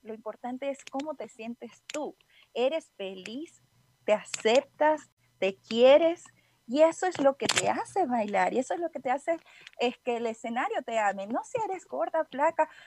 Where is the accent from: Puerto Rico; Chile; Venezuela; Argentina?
Venezuela; moved away as an adult; now in Guadalajara, Mexico; soy venezolana, pero ya tengo un tiempito residiendo aquí en Guadalajara, ya cuatro años